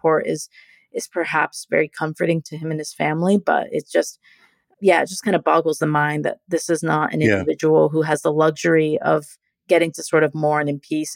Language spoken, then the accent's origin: English; United States; I'm an American